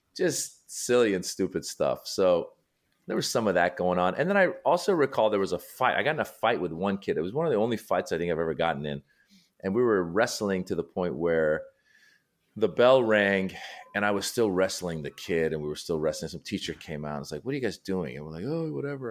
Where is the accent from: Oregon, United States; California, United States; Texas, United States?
California, United States; Northern; also born or lived in Iran; I was born in Iran. and I left when I was six, and then I grew up in Northern California